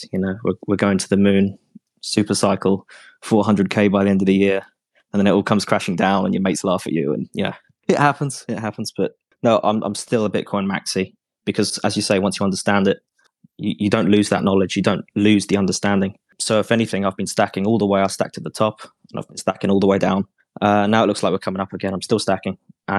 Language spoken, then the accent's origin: English; Ireland; also born or lived in England; I am Irish. Well, I was born in England, but I've lived in Ireland for most of my life. So I'm an Irish citizen. I spoke a little bit of Irish because I was Irish educated.